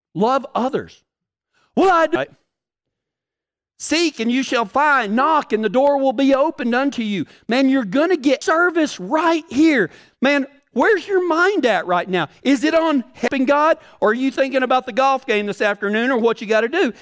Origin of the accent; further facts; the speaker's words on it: Texas, United States; I'm from Texas